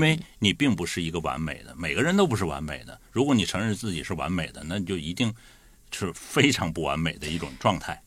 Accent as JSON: {"language": "Chinese", "region": "Liaoning", "country": "China", "moved": "yes", "lives_now": "Guangdong, China", "said": "我也是辽宁人"}